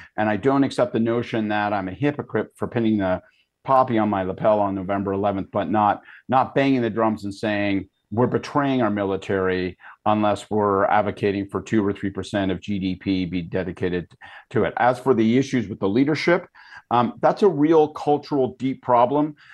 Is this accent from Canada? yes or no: yes; Canada; as a Canadian